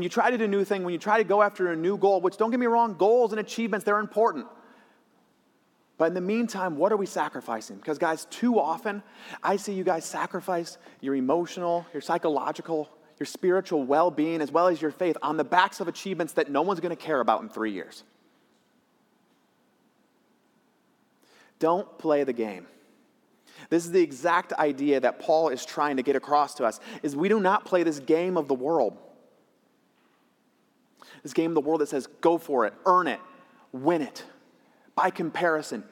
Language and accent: English; Michigan, United States; my community college in my hometown up in Michigan